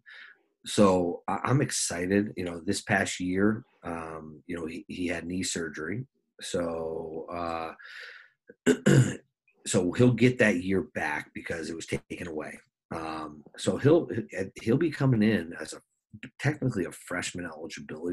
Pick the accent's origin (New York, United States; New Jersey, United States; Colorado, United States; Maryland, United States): New Jersey, United States; moved away as an adult; also born or lived in Minnesota; now in South Dakota, United States; I'm from New Jersey. We get snow.